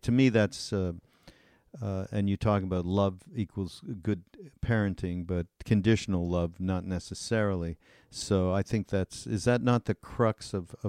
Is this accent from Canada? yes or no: yes; Canada; I'm from Canada